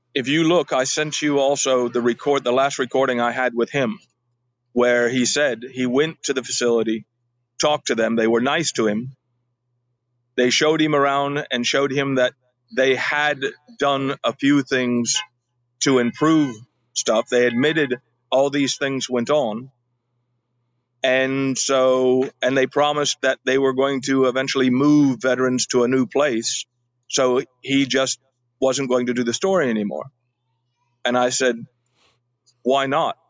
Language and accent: English; California, United States; moved away as an adult; also born or lived in Alabama; I was born in California, uh, lived most of my life uh, as a child in California